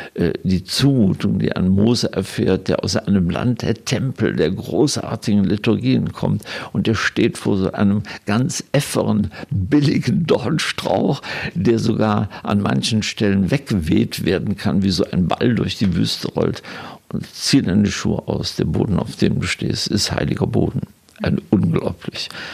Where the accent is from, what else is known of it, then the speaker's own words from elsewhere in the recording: Germany; moved away as an adult; also born or lived in Israel / Vienna; als Deutsche, die dort leben